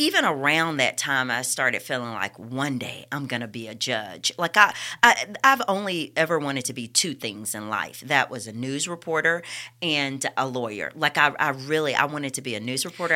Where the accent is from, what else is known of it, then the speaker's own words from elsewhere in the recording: Bessemer, Alabama, United States; also born or lived in Birmingham; I grew up under Reverend Walker at New Bethlehem Missionary Baptist Church in Bessemer.